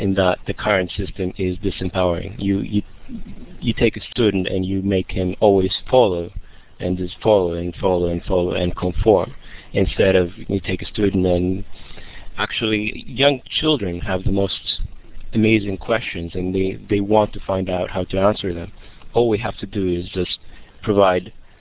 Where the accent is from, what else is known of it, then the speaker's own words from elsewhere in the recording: Greece; English is a second language; I grew up in Greece, and I grew up in a system that was very boxed, and I ended up just dropping out at the age of 15, but I taught myself English